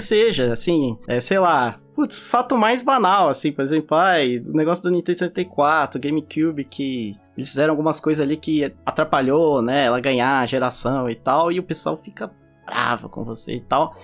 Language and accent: Portuguese; Brazil; now in United States; eu sou brasileiro, eu não, não nasci aqui. Eu tenho sotaque.